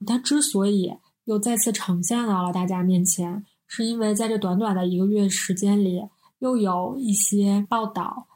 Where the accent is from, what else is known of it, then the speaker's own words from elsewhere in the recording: Northeast China, China; 我们是三个来自东北的 ladies